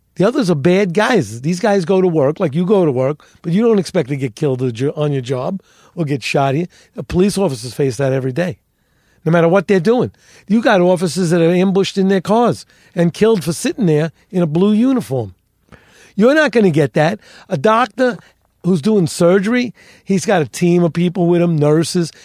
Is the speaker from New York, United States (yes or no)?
yes; New York City, New York, United States; I grew up in the North Bronx